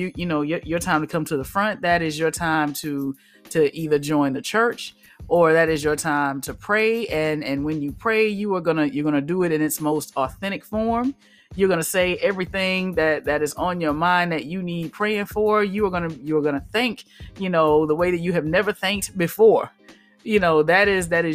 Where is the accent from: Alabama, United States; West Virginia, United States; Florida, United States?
Alabama, United States; So I grew up in the South. Alabama, to be precise